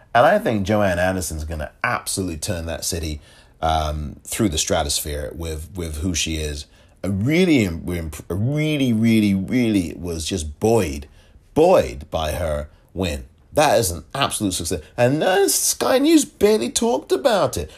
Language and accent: English; England, United Kingdom; I am from England